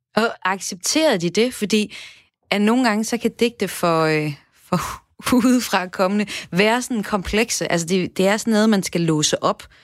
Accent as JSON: {"language": "Danish", "area": "North Jutland", "region": "North Denmark Region", "country": "Denmark", "said": "nu taler jeg som nordjyder"}